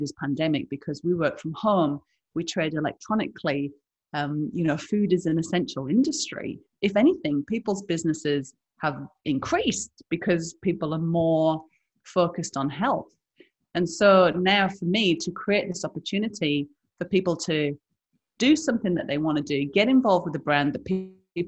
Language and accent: English; the Northeast, North East England, United Kingdom; moved away as an adult; now in Australia; I'm from the Northeast, so my accent means that I'm poor and stupid.